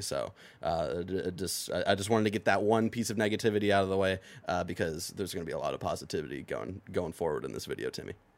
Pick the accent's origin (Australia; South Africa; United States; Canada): United States; Lakewood, Ohio; my hometown, Lakewood